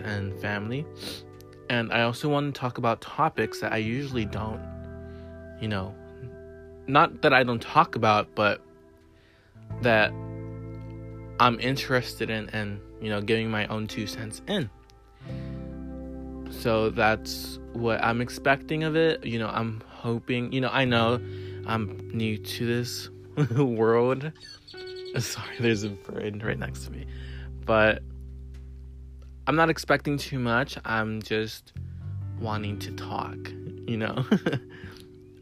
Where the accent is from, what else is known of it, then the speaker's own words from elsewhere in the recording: Laredo, Texas, United States; moved away as an adult; now in San Marcos, United States; I am originally born and raised in Laredo, Texas, and I currently reside in San Marcos, Texas